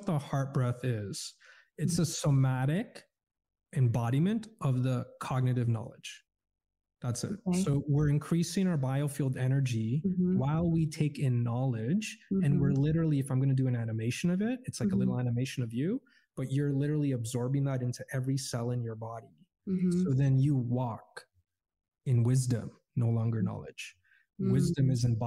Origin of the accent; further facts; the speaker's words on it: Canada; I grew up in Canada as a Muslim, Roman Catholic, Iraqi, Filipino, in a Caucasian, Polish, Eastern European community.